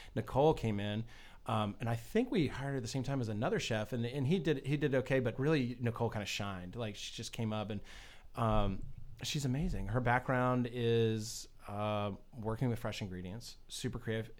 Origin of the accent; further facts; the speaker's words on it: New England, United States; now in Florida, United States; I'm from New England originally